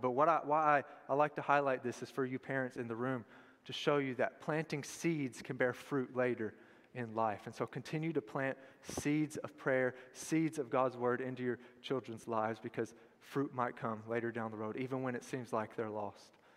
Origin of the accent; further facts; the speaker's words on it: Tullahoma, Tennessee, United States; I was born and raised in Tullahoma